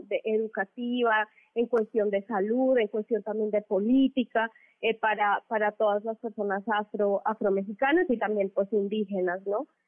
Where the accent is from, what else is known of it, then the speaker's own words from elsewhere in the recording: Mexico; compartimos muchas personas afro en, el país